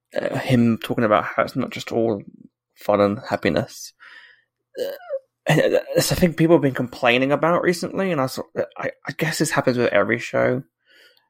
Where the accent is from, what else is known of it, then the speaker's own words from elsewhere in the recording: United Kingdom; as a British person